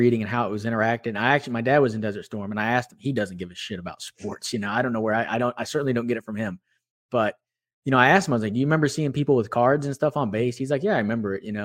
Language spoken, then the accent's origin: English; Houston, Texas, United States; also born or lived in Austin; I'm from Houston. I got to come home